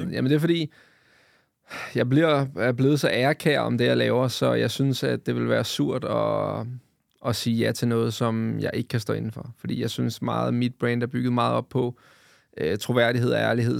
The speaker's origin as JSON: {"language": "Danish", "area": "Vestegnen", "region": "Capital Region of Denmark", "country": "Denmark", "said": "jeg er fra Vestegnen"}